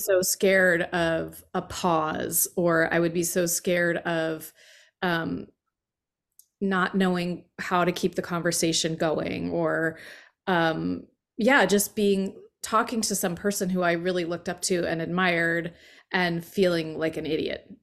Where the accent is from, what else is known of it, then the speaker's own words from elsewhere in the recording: Allentown, Pennsylvania, United States; moved away; Allentown, Pennsylvania